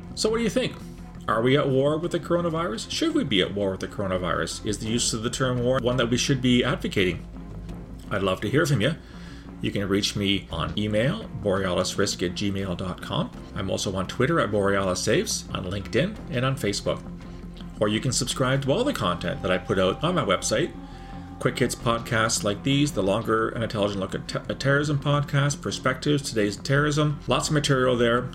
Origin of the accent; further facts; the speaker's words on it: Canada; as a Canadian